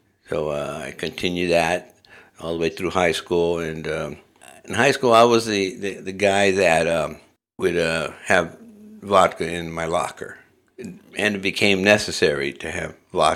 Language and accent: English; Los Angeles, California, United States; moved away as an adult; now in Moscow, Idaho, United States; I grew up in Southern California in neighborhoods of Los Angeles.